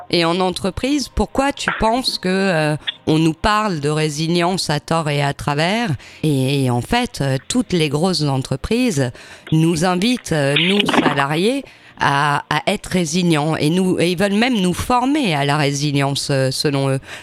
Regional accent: France; chez nous, en France

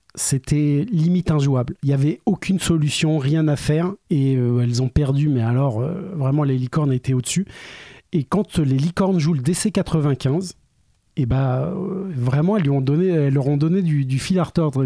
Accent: Orléans, Centre-Val de Loire, France; on est des Orléanais

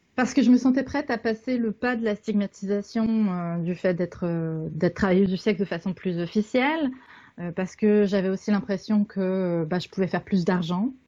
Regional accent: Canada; je suis canadienne

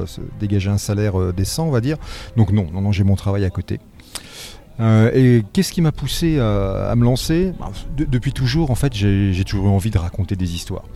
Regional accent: Nancy, Grand Est, France; je suis de Nancy

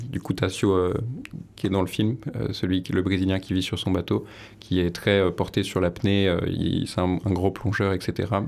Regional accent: Paris, Île-de-France, France; moved away; Moi, je suis né à Paris

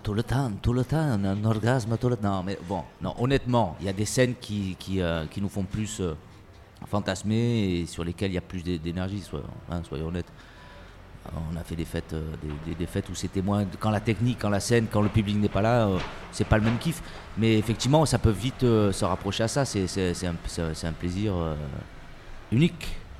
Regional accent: Marseille, Provence-Alpes-Côte d'Azur, France; moi, je suis, je suis un pur produit de Marseille. Euh, je suis né à Marseille

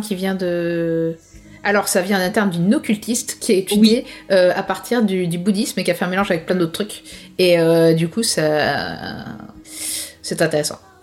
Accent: France; chez nous en France

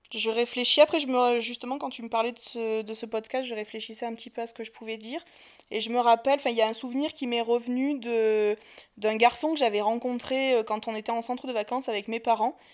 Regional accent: Marseille, Provence-Alpes-Côte d'Azur, France; moved away as an adult; j'ai 32 ans, je suis de Marseille

